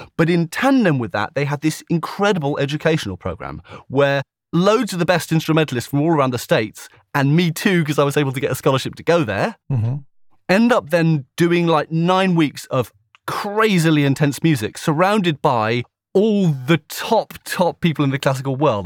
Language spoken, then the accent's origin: English; a village between Slough and Maidenhead, South East England, United Kingdom; I grew up in a little village not far from there between Slough and Maidenhead